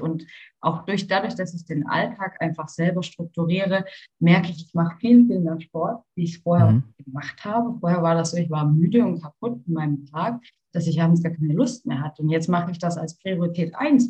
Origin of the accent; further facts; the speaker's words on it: Karlsruhe, Baden-Württemberg, Germany; wir kommen aus Karlsruhe